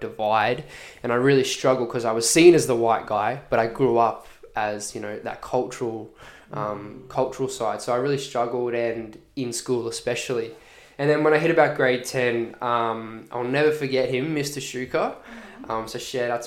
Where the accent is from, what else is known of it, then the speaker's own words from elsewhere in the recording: Redland City, Queensland, Australia; also born or lived in Boulia, Queensland (ancestral, Pitta Pitta); Born and raised on Quandamooka Country here in the Redlands